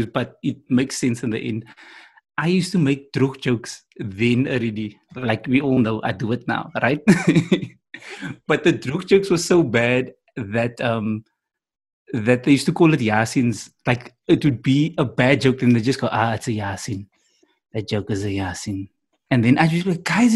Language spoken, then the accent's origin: English; Cape Town, Western Cape, South Africa; I'm from Cape Town